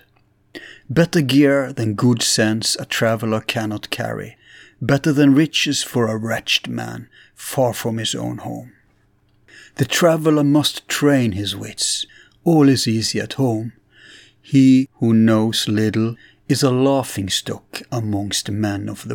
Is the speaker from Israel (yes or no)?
no; Bergen, Vestland, Norway; my hometown, Bergen